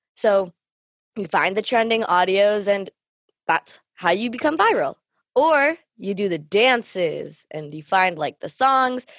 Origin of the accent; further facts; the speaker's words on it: Canada; myself being Thumbel Canadian